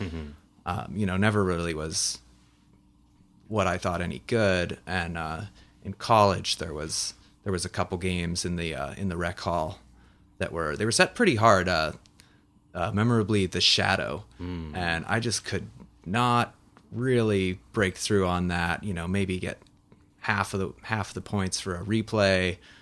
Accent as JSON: {"language": "English", "town": "Kenmore", "region": "Washington", "country": "United States", "tie": "born or raised there", "said": "I am a Seattle native. I'm from Kenmore by the lake."}